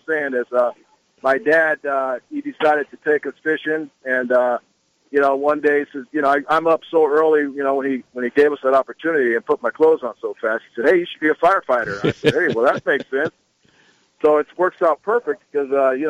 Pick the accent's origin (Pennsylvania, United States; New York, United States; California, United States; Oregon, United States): California, United States; Los Angeles; we grew up in South Central L.A.